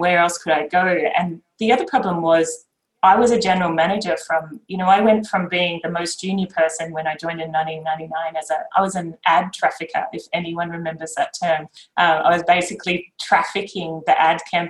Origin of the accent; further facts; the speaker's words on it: Queensland, Australia; moved away as an adult; also born or lived in Japan / Sydney; I grew up in Queensland.